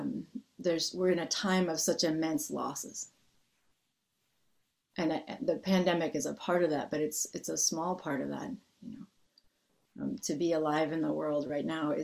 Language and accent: English; United States; a person growing up in the United States